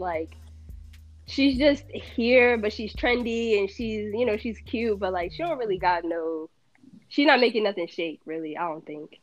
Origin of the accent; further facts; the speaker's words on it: New Jersey, United States; I'm from Jersey.